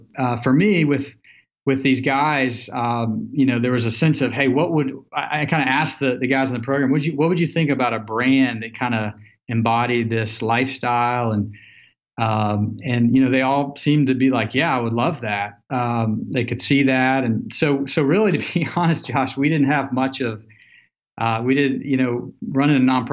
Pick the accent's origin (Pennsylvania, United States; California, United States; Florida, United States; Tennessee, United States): Tennessee, United States; Nashville; moved away as an adult; also born or lived in Colorado; growing up in Nashville, Tennessee, I graduated college